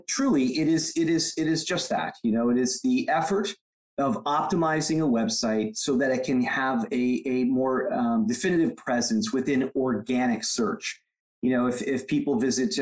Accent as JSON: {"language": "English", "region": "Michigan", "country": "United States", "moved": "yes", "lives_now": "California, United States", "said": "I come from the Midwest, effectively, from Michigan, but I've been in California for decades now."}